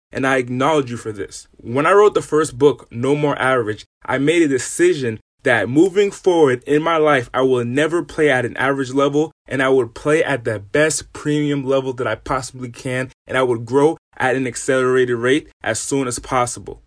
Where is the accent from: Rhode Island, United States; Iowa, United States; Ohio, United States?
Rhode Island, United States; moved away as an adult; now in California, United States; I'm originally from the East Coast, from a small state in the smallest city in that state. I'm from Rhode Island. And in Rhode Island, I lived in an impoverished area.